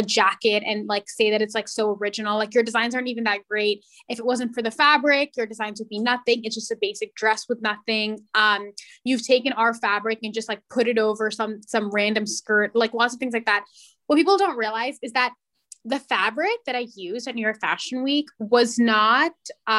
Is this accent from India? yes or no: yes; India; So I had to say, well, I'm Indian.